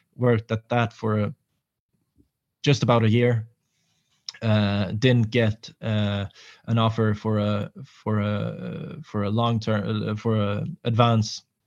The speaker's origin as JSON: {"language": "English", "town": "Nyköping", "region": "Södermanland", "country": "Sweden", "tie": "born or raised there", "also_born_or_lived": "Reykjavik, Iceland / Kalmar, Sweden / Malmö, Sweden", "moved": "as an adult", "said": "I moved back to Sweden, uh, to my hometown, Nyköping"}